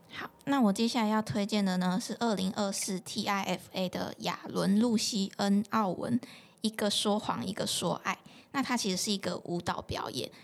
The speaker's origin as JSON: {"language": "Chinese", "region": "Changhua County", "country": "Taiwan", "tie": "born or raised there", "said": "我的家乡彰化"}